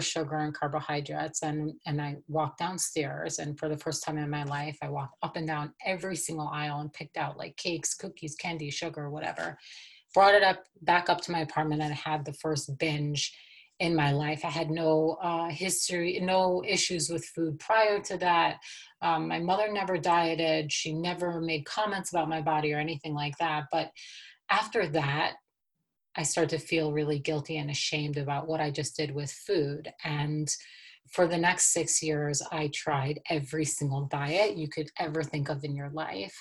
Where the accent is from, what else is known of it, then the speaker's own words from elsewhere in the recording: New York City, New York, United States; now in Colorado, United States; And so I grew up in Brooklyn, New York, and I was born and raised into a Hasidic community in Brooklyn.